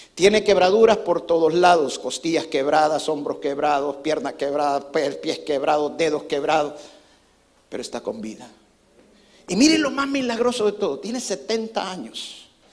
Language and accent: Spanish; El Salvador; now in United States; cuando nosotros crecimos allá en El Salvador